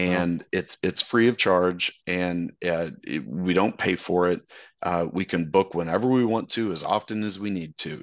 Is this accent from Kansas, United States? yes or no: yes; Wichita, Kansas, United States; moved away as an adult; now in Dallas, United States; I'm from Wichita